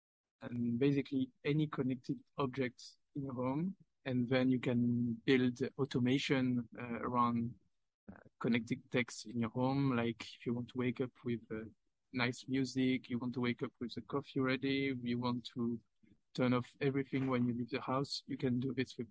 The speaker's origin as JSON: {"language": "English", "country": "France", "said": "I'm from France"}